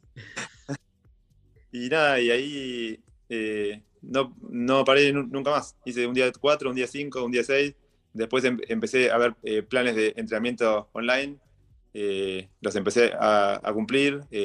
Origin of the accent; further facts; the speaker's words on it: Mar del Plata, Buenos Aires Province, Argentina; soy de Mar de Plata, nací en Mar de Plata y estuve toda mi vida en Mar del Plata, 41 eh, años